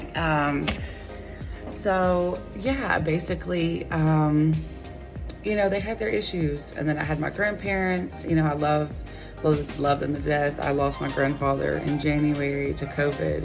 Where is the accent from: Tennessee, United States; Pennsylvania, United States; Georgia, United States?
Georgia, United States; Gainesville; I was born in 1988 in Gainesville, Georgia, about an hour north of Atlanta.